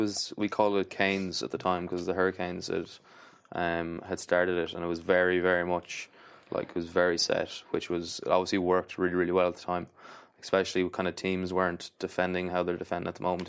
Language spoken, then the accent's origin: English; Athlone, Leinster, Ireland; I'm from Athlone